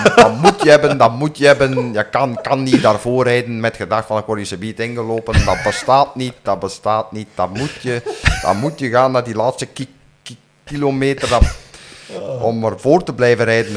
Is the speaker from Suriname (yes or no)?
no; Flanders, Belgium; als Vlaming en als Belg